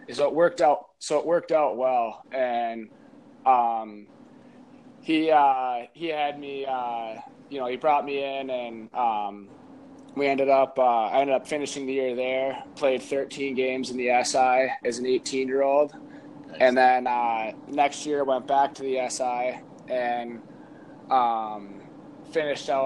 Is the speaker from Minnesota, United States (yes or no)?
yes; Stillwater, Minnesota, United States; play for my hometown, uh, Stillwater, that I grew up